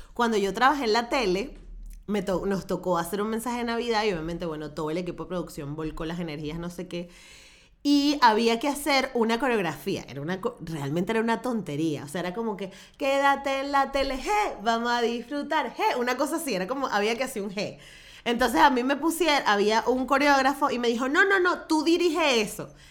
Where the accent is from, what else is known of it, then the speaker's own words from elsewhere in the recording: Venezuela; soy venezolana y creo en los pesebres